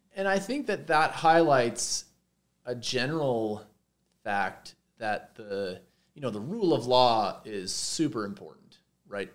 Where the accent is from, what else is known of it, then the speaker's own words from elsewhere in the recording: Montreal, Quebec, Canada; moved away as an adult; also born or lived in Minnesota / Santa Barbara; now in Boulder, United States; I'm, I'm, Canadian. I grew up in Montreal.